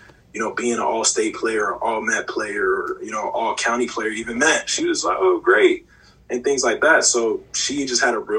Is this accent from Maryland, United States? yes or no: yes; Maryland, United States; I'm coming from Maryland up to Pittsburgh, and I've decided on Pittsburgh